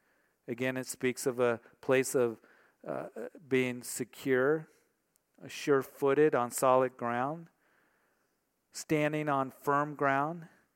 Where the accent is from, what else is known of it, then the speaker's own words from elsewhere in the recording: Kansas, United States; And in the block where I grew up in Kansas, in the summertime, we spent all day outside and into the evening running around